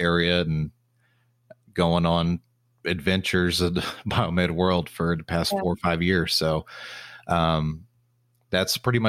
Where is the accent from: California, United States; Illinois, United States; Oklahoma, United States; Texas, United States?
Texas, United States; applied to about 30 different positions in the Texas area, because I'm from Texas. I wanted to stay in Texas.